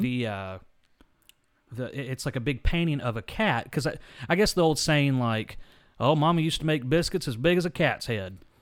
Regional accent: Anderson, South Carolina, United States; We're from Anderson, South Carolina

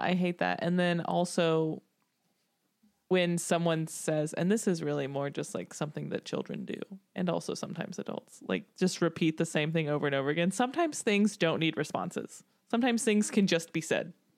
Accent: Tennessee, United States; growing up in Tennessee, a lot of country music

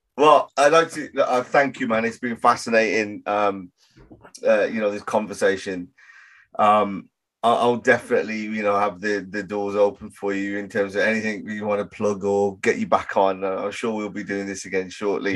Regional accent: Birmingham, West Midlands, United Kingdom; I grew up in Handsworth in Birmingham

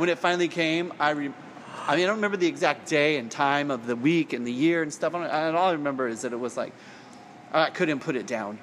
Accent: Salinas, California, United States; I grew up in Salinas, which is at the time was under seventy five thousand people population

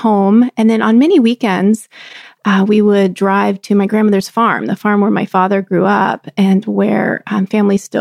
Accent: Texas, United States; I grew up in Texas and I grew up in a little college town

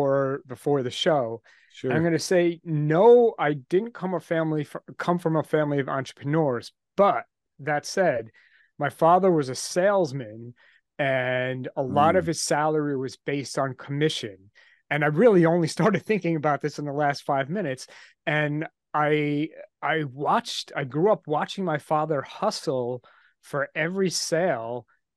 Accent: New York, United States; I'm from New York, just outside Manhattan. I grew up here and I live here now.

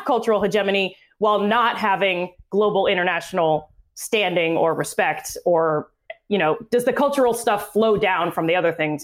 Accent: United States; also born or lived in China; I'm American

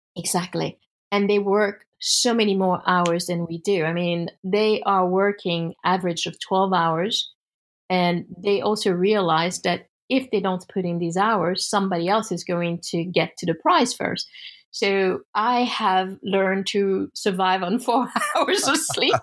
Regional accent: United States; as an American

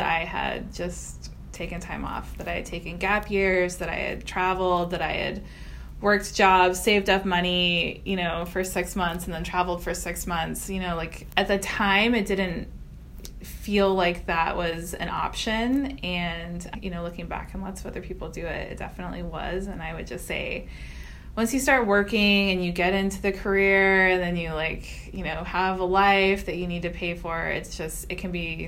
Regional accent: Houston, Texas, United States; So I am from Texas. I'm from the Houston area.

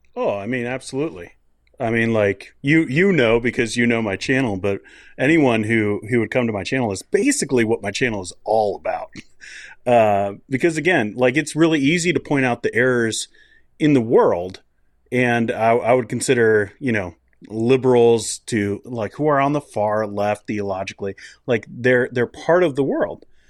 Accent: United States; moved away as an adult; now in Canada; I grew up in the States

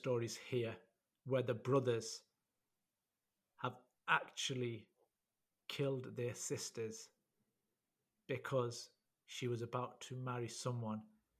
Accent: United Kingdom; we were born here. But we are classed as second-generation migrants because we were born to the first generation.

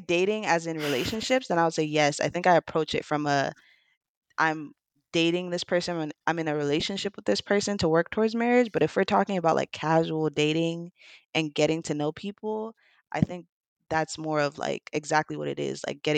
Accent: Saint Croix, U.S. Virgin Islands; I'm from the Virgin

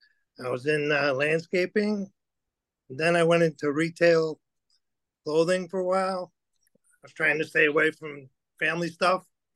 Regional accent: Berwyn, Illinois, United States; Where did I grow up in? Berwyn.

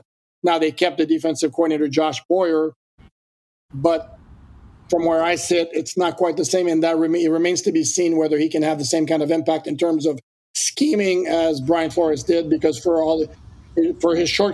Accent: Canada; now in United States; I'm French Canadian. So, but I've lived here so long

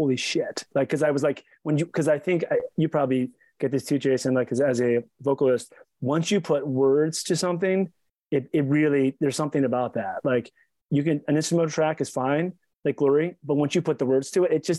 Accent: Baltimore, Maryland, United States; accent: East Coast; I'm from Baltimore. I just sort of have like this East Coast accent.

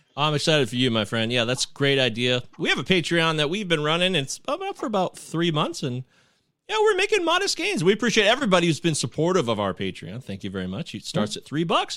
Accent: Michigan, United States; also born or lived in Detroit, Michigan; I lived in the rural part of Michigan

